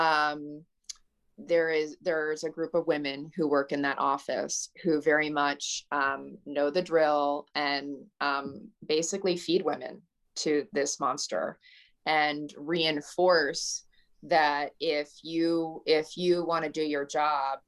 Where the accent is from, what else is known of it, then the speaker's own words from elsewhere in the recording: Southern California, United States; I was raised in Southern California